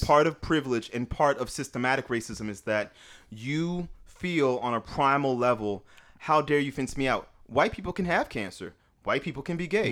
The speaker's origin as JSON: {"language": "English", "area": "the Bay Area", "region": "California", "country": "United States", "said": "I'm from California"}